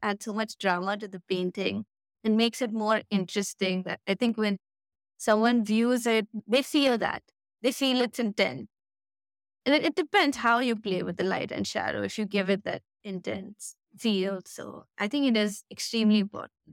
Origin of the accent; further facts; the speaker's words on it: Delhi, India; now in Goa, India; I was born there, and my brother, we were born there, we studied there